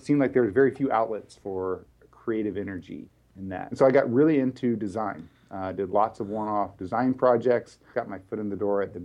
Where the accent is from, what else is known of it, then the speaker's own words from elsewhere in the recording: Texas, United States; moved away as an adult; now in Bay Area, United States; I'm originally from Texas. Knew I wanted to be out here in the Bay Area at a pretty early